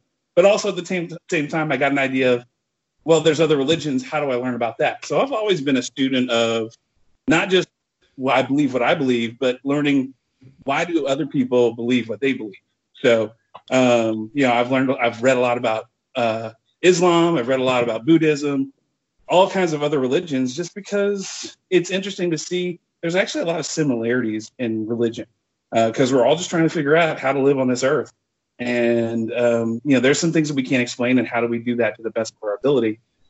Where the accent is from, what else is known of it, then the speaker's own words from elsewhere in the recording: Lafayette, Louisiana, United States; So I grew up in South Louisiana. In a town called Lafayette, about 100,000 people in there, but it was great because it's a small town.